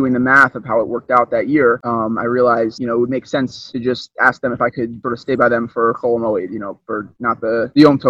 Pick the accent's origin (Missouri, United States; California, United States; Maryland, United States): Maryland, United States; Baltimore; I'm from Baltimore, Maryland.